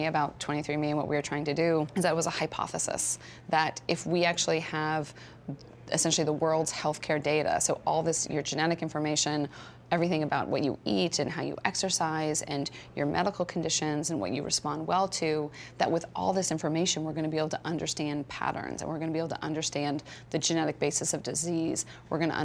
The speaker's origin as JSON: {"language": "English", "town": "Stanford", "region": "California", "country": "United States", "tie": "born or raised there", "said": "I grew up on Stanford campus"}